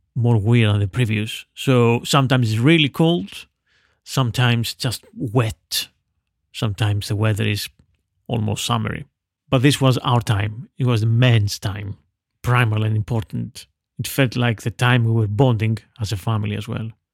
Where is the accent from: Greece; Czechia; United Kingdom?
Greece; Veria, Central Macedonia; my hometown of Veria in northern Greece